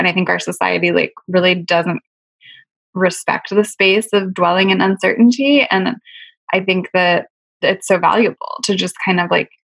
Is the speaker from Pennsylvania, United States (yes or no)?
yes; Pennsylvania, United States; also born or lived in New York / Los Angeles; now in New Jersey, United States; I grew up in Pennsylvania, but I lived in New York and LA and a bunch of other places. And now I live in New Jersey